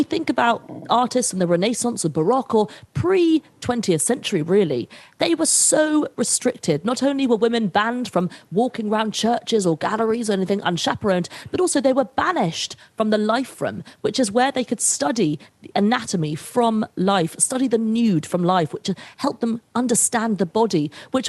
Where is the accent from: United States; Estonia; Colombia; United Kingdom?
United Kingdom; I'm British